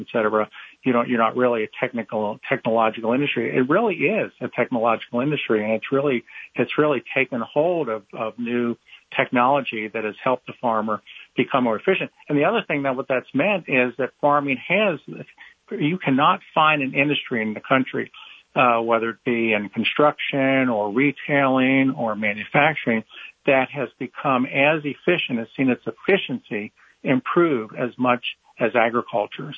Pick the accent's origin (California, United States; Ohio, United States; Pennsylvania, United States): Ohio, United States; Cincinnati; moved away as an adult; also born or lived in Ithaca, New York; now in Raleigh, United States; I am uh, a native of Ohio, Cincinnati, uh, my hometown